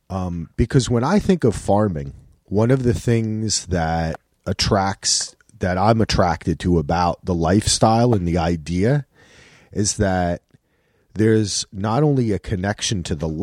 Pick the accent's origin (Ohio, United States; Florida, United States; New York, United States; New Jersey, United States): New Jersey, United States; And I'm from the Garden State.